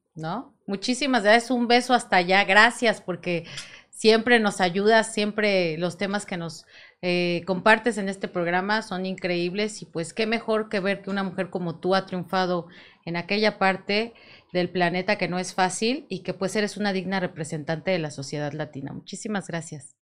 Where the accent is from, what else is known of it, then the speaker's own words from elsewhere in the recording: Mexico; como todo mexicano